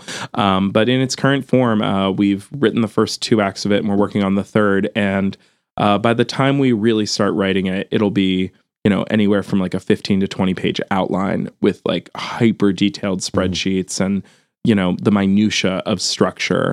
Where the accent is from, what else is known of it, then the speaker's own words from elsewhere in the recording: outside of Philadelphia, Pennsylvania, United States; Kate and I grew up outside of Philadelphia